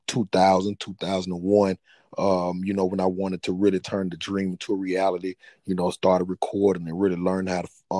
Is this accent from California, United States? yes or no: no; Atlanta, Georgia, United States; Born and raised in Atlanta, Georgia